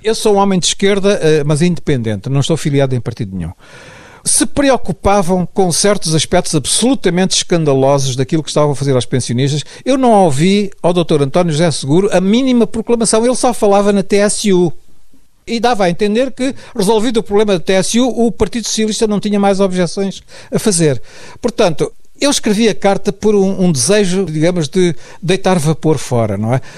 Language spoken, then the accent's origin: Portuguese; Mozambique; moved away as an adult; sair de Moçambique, eu sempre tinha vivido lá, tinha lá a minha família toda.